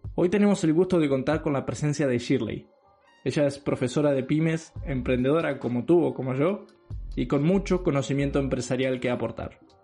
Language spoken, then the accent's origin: Spanish; Uruguay; moved away as an adult; cuando emigré, cuando me fui de Uruguay